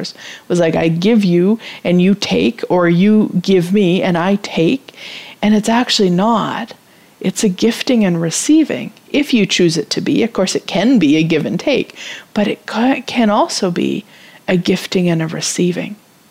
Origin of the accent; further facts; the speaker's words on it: Canada; as a Canadian